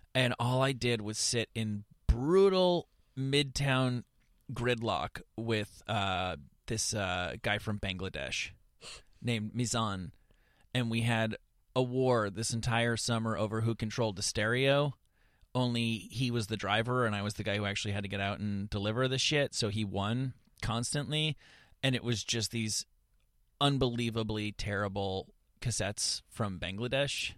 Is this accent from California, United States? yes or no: no; suburban New Jersey, United States; I grew up in, in suburban New Jersey